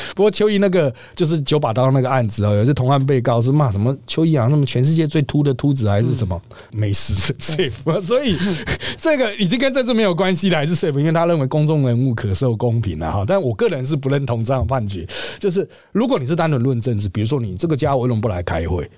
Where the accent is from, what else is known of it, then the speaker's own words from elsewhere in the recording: Miaoli County, Taiwan; 我们苗栗客家乡话